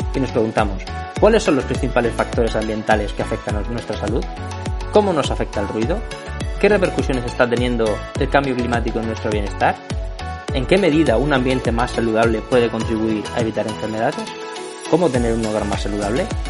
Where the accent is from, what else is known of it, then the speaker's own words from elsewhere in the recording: Region of Murcia, Spain; Yo soy de Murcia